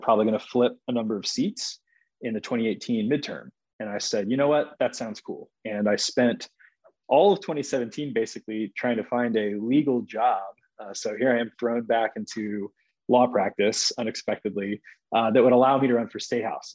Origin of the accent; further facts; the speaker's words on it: Cobb County, Georgia, United States; I grew up in Cobb County and went to high school in the metro area